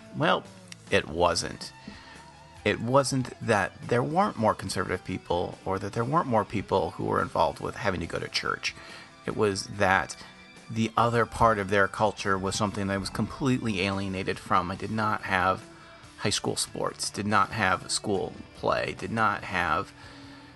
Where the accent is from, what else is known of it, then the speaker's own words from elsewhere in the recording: Ann Arbor, Michigan, United States; also born or lived in Sault Ste. Marie, Michigan; I had left my hometown of Ann Arbor, Michigan